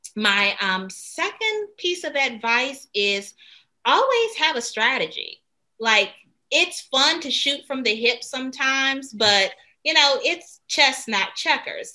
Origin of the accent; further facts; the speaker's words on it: Washington, District of Columbia, United States; I'm originally from Washington, D.C., and I got into Duke Ellington School of the Arts